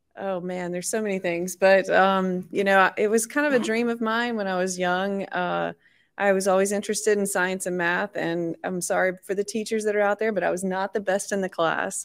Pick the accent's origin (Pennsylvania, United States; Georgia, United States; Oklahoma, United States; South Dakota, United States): Georgia, United States; near Georgia Tech, United States; moved away as an adult; now in Florida, United States; a college or university nearby my hometown at, um, Georgia Tech